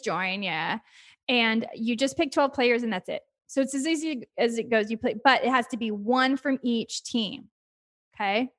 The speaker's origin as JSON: {"language": "English", "region": "Texas", "country": "United States", "moved": "as an adult", "lives_now": "New York, United States", "said": "I'm from Texas"}